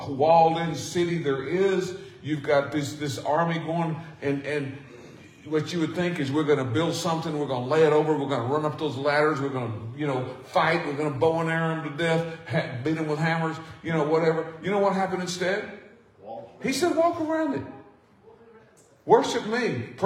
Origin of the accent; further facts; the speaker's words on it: South Arkansas, United States; I'm from South Arkansas